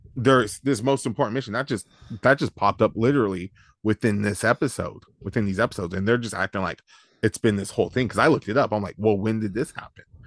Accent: Yuba City, California, United States; we grew up in the Yuba City area

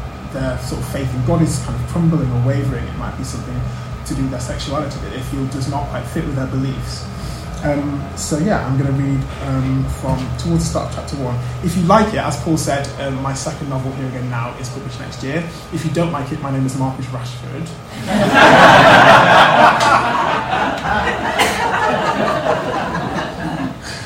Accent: Manchester, North West England, United Kingdom; moved away as an adult; also born or lived in Cambridge; I grew up in Manchester, I went to University of the South in Cambridge

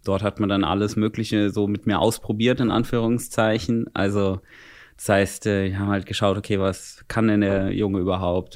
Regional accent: Bad Wildungen, Hesse, Germany; bei uns in Bad Wildungen

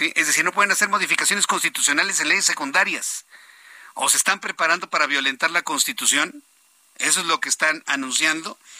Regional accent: Mexico; a mí como mexicano

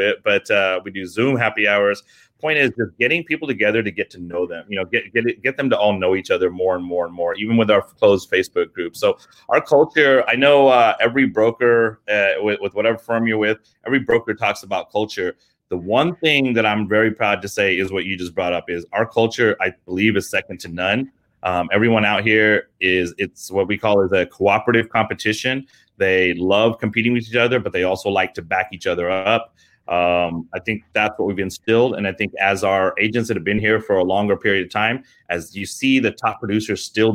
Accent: England, United Kingdom; moved away; I'm British, actually. I was born in England. My whole family's out from there

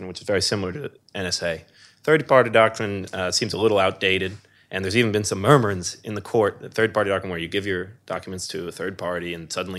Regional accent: New York City, New York, United States; I'm from New York City

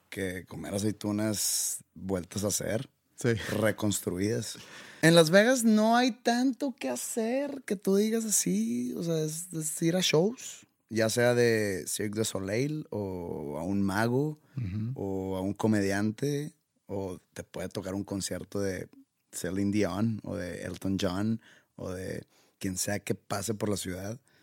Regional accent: Mexico; Yo soy de México

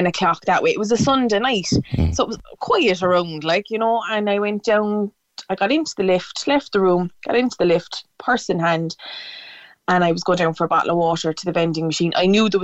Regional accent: Cork, Munster, Ireland; I'm from Cork City

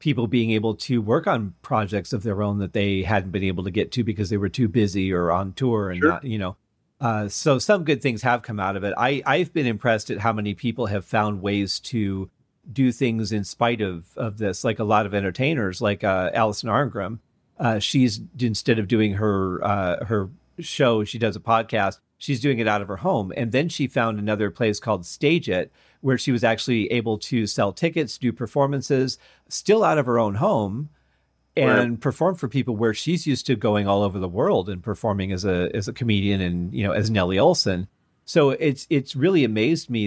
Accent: Michigan, United States; also born or lived in Colorado; now in Nevada, United States; growing up in Michigan

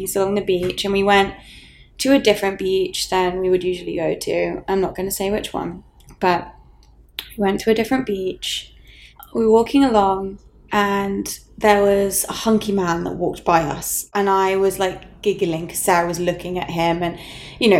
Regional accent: England, United Kingdom; As an English person

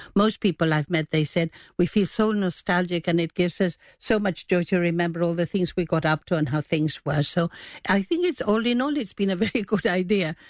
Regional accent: Gibraltar; moved away; I was away from Gibraltar for quite a while

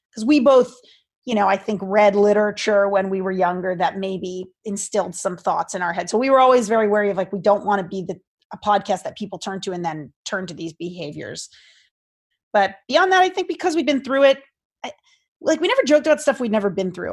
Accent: Seekonk, Massachusetts, United States; I grew up in Seekonk, Massachusetts, which is like, um, closer to Rhode Island than Boston.

